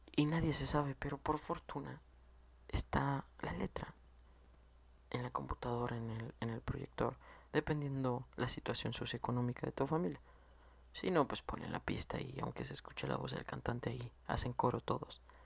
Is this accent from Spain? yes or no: no; Mexico; como mexicano